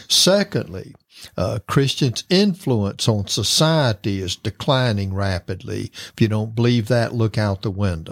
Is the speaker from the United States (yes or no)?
yes; Florida, United States; I'm from Florida and I've lived through many hurricanes